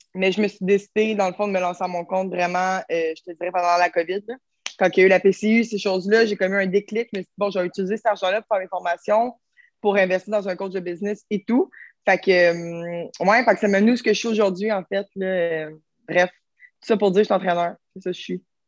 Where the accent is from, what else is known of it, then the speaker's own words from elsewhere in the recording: Terrebonne, Quebec, Canada; je viens de Terrebonne.